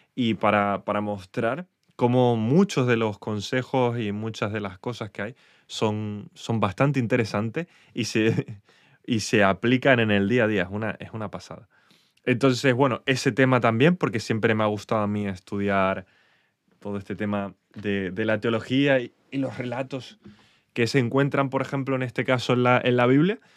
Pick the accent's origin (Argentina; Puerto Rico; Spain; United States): Spain; accent: Spanish; mi acento español